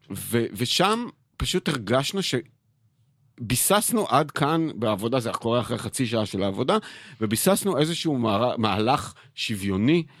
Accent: Israel; הבריחה שלי מהקיבוץ

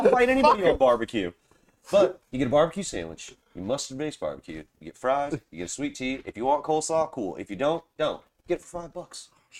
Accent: Charleston, South Carolina, United States; I'm from Charleston, South Carolina.

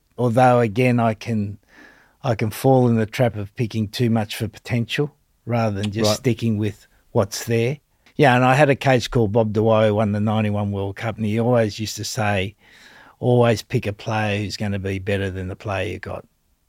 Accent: Australia; where I've gone to a place like England as an Australian.

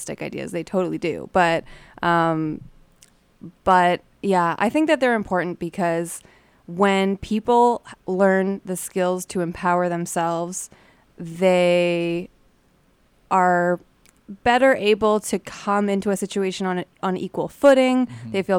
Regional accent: Toronto, Ontario, Canada; now in Winnipeg, Canada; I'm from Toronto

